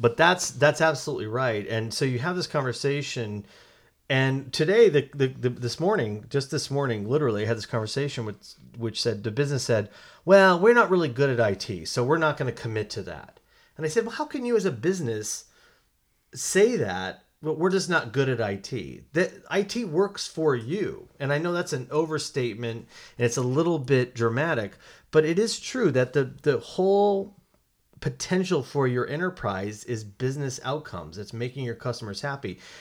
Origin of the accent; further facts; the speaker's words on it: Colorado, United States; moved away; I'm from Colorado originally